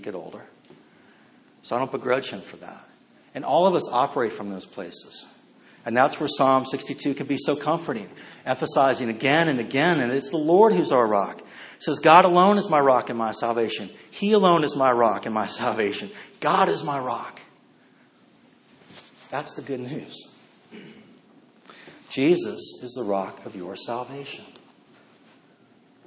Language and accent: English; Northern Virginia, United States; I grew up mostly in Northern Virginia